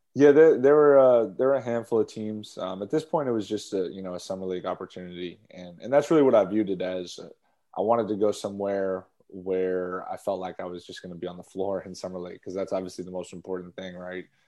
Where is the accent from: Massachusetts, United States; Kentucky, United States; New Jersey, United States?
Massachusetts, United States; Boston; I grew up in Boston, around Boston